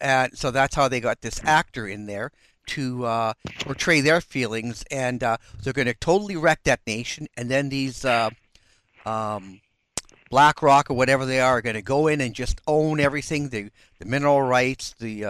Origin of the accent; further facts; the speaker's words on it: Canada; being Canadian